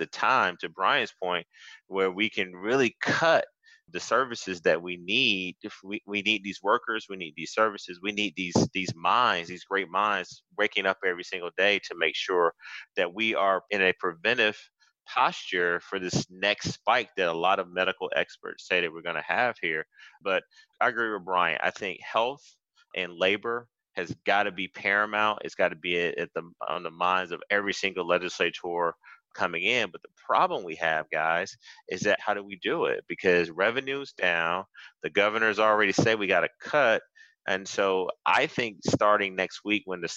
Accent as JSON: {"language": "English", "town": "Athens", "region": "Georgia", "country": "United States", "tie": "born or raised there", "moved": "yes", "said": "my hometown of Athens, I grew up there. I spent 18 years"}